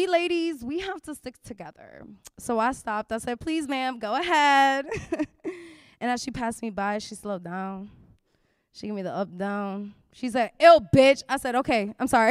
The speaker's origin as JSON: {"language": "English", "town": "New York City", "region": "New York", "country": "United States", "tie": "born or raised there", "said": "I'm born and bred in New York City"}